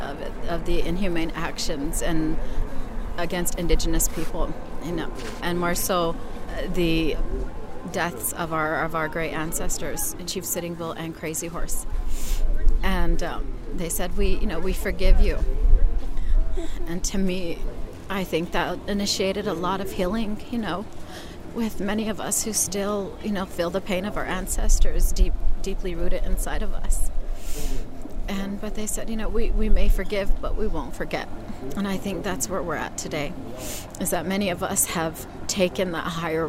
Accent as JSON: {"language": "English", "town": "Pine Ridge", "region": "South Dakota", "country": "United States", "moved": "yes", "lives_now": "Phoenix, United States", "said": "from Pine Ridge, South Dakota. I currently live and reside in Phoenix, Arizona with my family"}